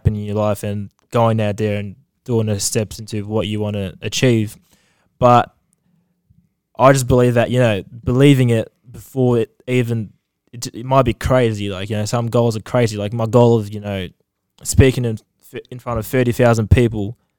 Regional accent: Australia; I'm from Australia

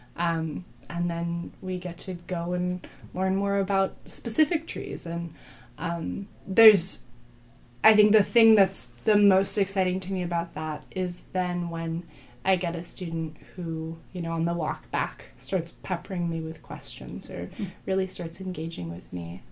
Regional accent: Berkeley, California, United States; I grew up in Berkeley and in the East Bay

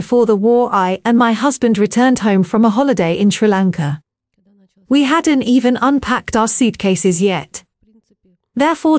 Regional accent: Baku, Azerbaijan; English is a second language; also born or lived in Ukraine; now in United Kingdom; I am from Baku and I am half Russian

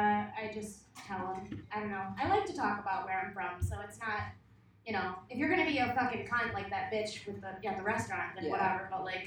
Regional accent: Peru; moved away; Yeah, I'm actually from Peru.

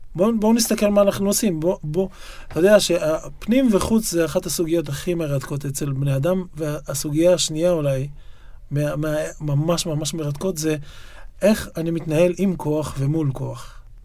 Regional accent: Yokneam, Northern District, Israel; also born or lived in Haifa; now in Tel Aviv, Israel; נולדתי בחיפה, אבל גדלתי ביוקנעם

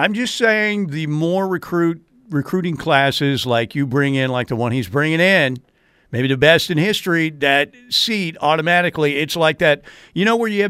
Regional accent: Muleshoe, Texas, United States; I'm from Muleshoe, freaking Texas.

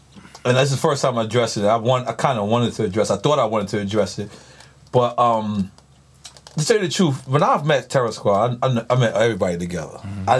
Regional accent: New York City, New York, United States; I'm from New York City.

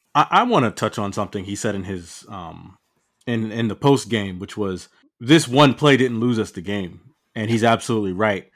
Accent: Piscataway, New Jersey, United States; I grew up in Piscataway, New Jersey

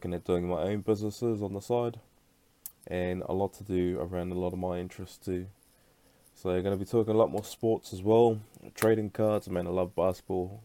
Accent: Brisbane, Queensland, Australia; now in Perth, Australia; I was actually born back over in Brisbane

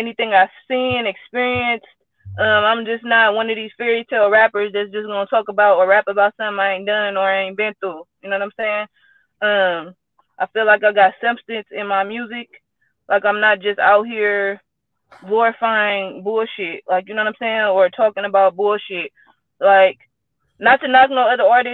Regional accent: San Francisco, California, United States; I'm from the Bay, Frisco, Hunters Point, California.

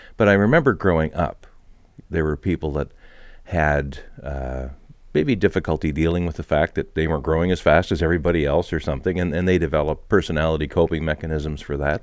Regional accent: Montreal, Quebec, Canada; when I was growing up in Montreal

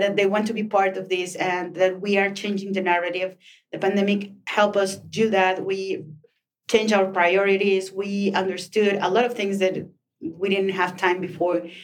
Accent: Chihuahua, Mexico; now in Mexico City, Mexico; when you come from a small city like mine, I'm from Chihuahua

